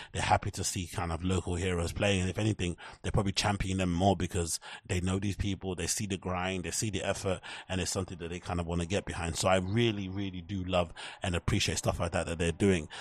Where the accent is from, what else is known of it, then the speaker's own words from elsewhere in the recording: United Kingdom; as U K people, as British people